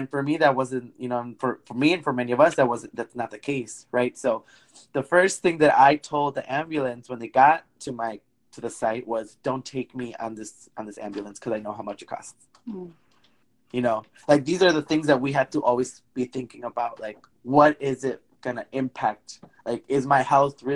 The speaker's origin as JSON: {"language": "English", "region": "Wisconsin", "country": "United States", "tie": "born or raised there", "also_born_or_lived": "Illinois", "moved": "as an adult", "said": "I grew up in Wisconsin, but I went to a college in Illinois"}